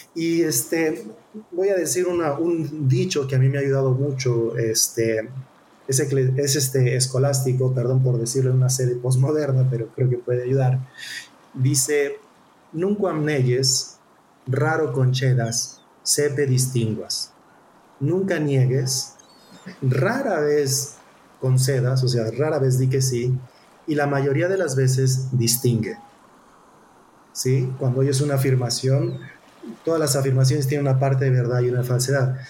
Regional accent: Mexico; nosotros como mexicanos

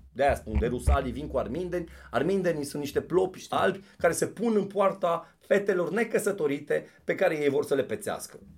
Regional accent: Avrig, Sibiu County, Romania; Eu am copilărit pe Valea Vrigului unde bunicul avea o, o baracă pe care o desfăcea, era sezonieră

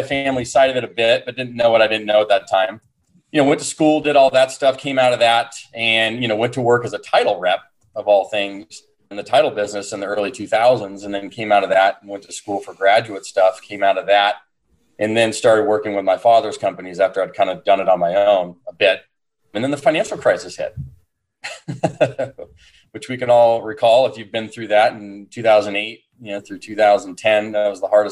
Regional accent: San Diego, California, United States; born and raised in San Diego

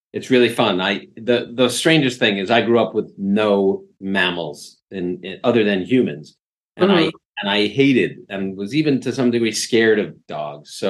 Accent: New York City, New York, United States; growing up in New York City, you know, in a tiny apartment

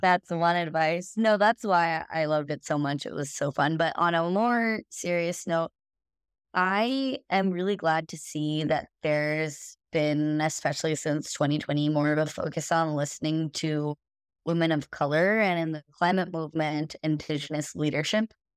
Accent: India; moved away; I'm an Indian woman, and I also immigrated from India

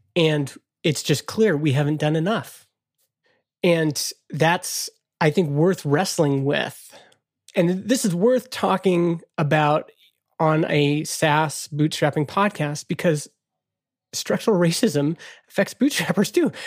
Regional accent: Canada; I'm Canadian

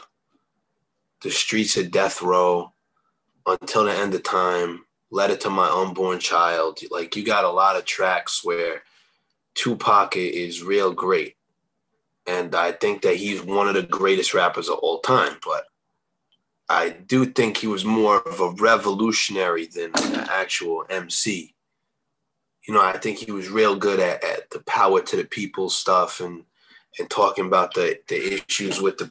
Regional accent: East Coast, United States; I'm from the East Coast

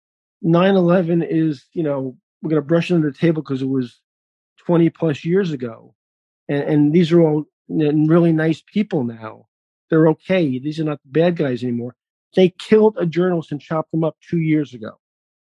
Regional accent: New York, United States; I'm a New Yorker

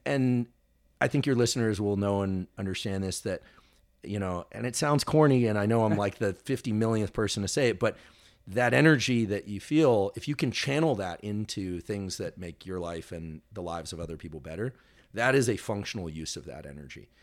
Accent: Bay Area, California, United States; also born or lived in Los Angeles; growing up in the Bay Area

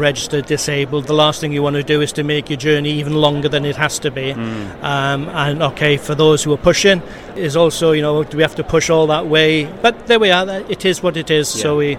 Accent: Wales, United Kingdom; I come from South Wales.

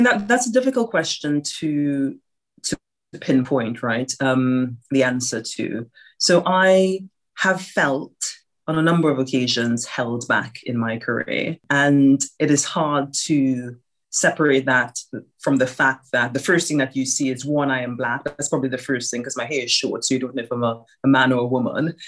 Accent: Trinidad & Tobago; now in United Kingdom; I grew up in Trinidad and Tobago and my family, most of my family is still there.

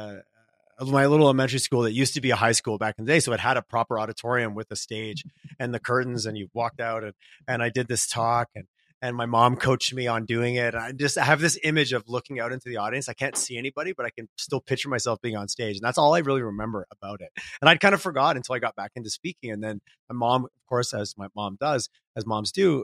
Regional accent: Quebec, Canada; growing up in Quebec

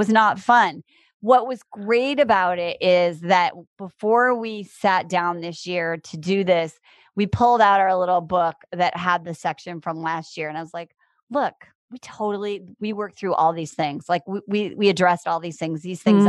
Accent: Iowa, United States; also born or lived in Chicago; now in Los Angeles, United States; I grew up in Iowa in a town, not on the farm. And I live in Los Angeles and I've lived in Chicago.

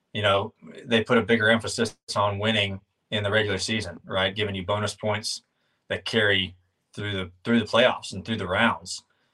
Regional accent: High Point, North Carolina, United States; I grew up in High Point

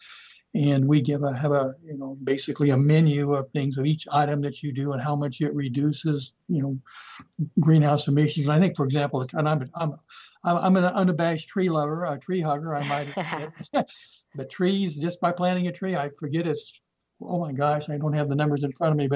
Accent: Nebraska, United States; moved away; I'm from Nebraska. I'm a Cornhusker.

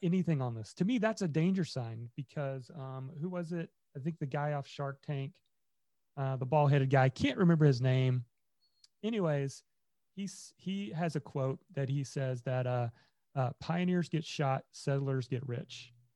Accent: Indiana, United States; I grew up in Indiana

